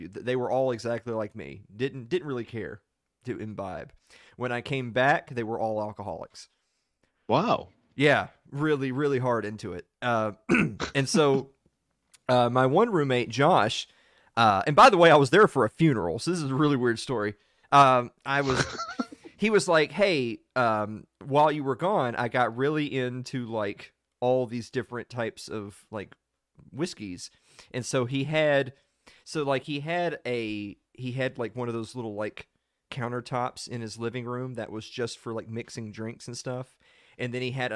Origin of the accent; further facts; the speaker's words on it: the South, United States; I'm from the South, and we have a place down here called Waffle House